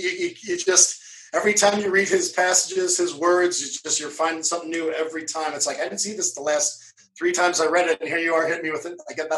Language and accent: English; Cincinnati, Ohio, United States; Oh, I was brought up in Cincinnati, Ohio, so the Midwest.